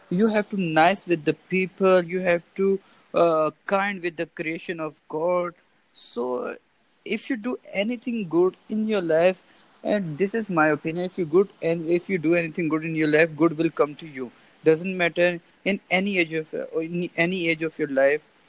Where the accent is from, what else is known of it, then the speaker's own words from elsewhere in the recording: Pakistan; I'm from Pakistan.